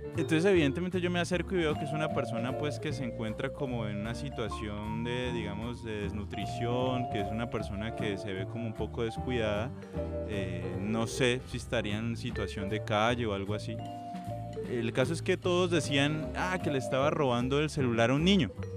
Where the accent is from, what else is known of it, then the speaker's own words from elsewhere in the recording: Cali, Valle del Cauca, Colombia; yo como caleño hago parte de esos caleños